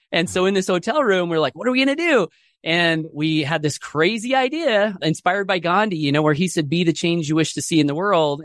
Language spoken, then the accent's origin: English; Southeast Idaho, United States; I grew up here in Southeast Idaho, single parent family